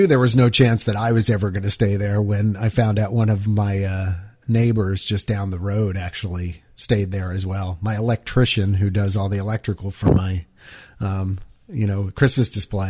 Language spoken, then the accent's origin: English; Pennsylvania, United States; moved away; I'm originally from Pennsylvania